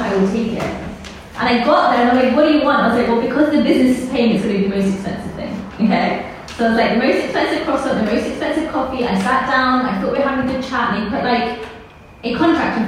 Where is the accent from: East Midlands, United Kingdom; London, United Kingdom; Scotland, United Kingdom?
London, United Kingdom; also born or lived in Pakistan; I'm born in Pakistan and I grew up in England. I'm a very proud Londoner.